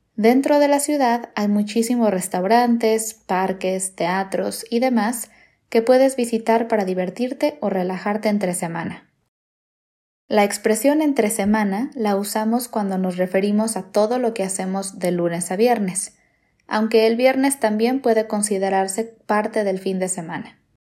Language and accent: Spanish; Morelia, Michoacán, Mexico; moved away; Yo nací en Morelia, una hermosa ciudad en el estado de Michoacán.